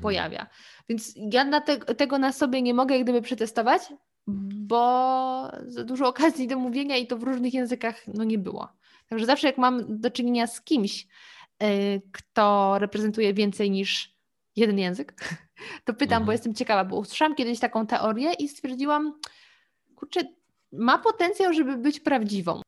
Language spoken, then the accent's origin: Polish; Lower Silesian Voivodeship, Poland; Ja w ogóle pochodzę z Dolnego Śląska. Do granicy niemieckiej miałam 30 kilometrów.